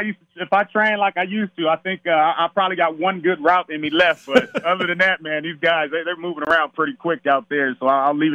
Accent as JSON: {"language": "English", "town": "Palmdale", "region": "California", "country": "United States", "tie": "born or raised there", "said": "growing up in Southern California"}